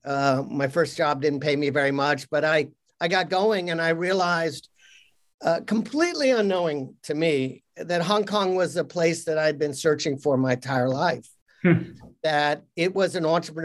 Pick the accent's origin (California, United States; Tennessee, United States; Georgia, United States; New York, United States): New York, United States; outside; I grew up outside New York